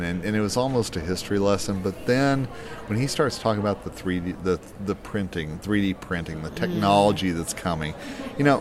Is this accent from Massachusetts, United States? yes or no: no; Tulsa, Oklahoma, United States; me being a Tulsa guy